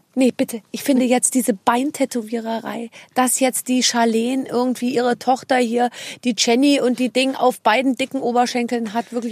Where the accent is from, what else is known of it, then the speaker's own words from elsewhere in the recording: Munich, Bavaria, Germany; als Münchnerin